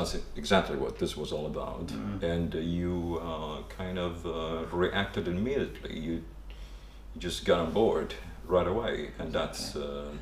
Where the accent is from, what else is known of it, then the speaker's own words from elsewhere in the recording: Italy; also born or lived in Copenhagen, Denmark; now in London, United Kingdom; I'm originally from Italy